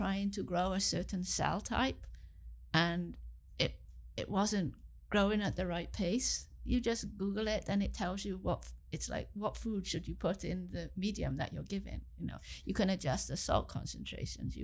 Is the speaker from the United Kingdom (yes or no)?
yes; Swansea, Wales, United Kingdom; moved away as an adult; also born or lived in England / Cardiff, Wales; now in Kingston, Canada; So I was born in England, and then when I was six, I moved back to where my parents were from. I moved back to Wales, and I grew up in Wales, in Swansea